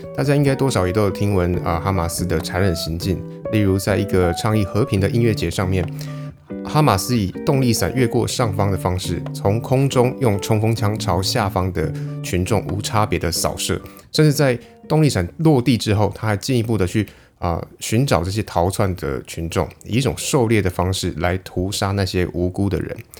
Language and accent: Chinese; Taiwan; 在我们台湾人眼里